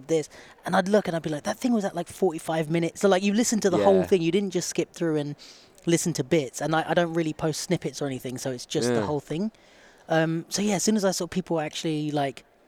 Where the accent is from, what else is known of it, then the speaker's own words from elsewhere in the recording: Watford, East of England, United Kingdom; I grew up in Watford, which is like northwest, just outside of London.